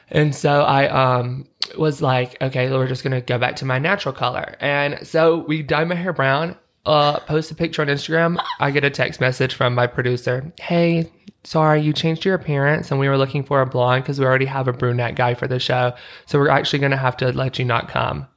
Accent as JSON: {"language": "English", "region": "Utah", "country": "United States", "said": "I'm like, Utah"}